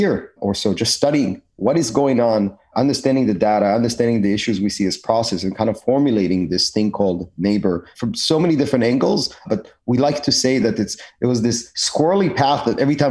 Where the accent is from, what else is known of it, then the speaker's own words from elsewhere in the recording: Texas, United States; also born or lived in Israel; I grew up in Texas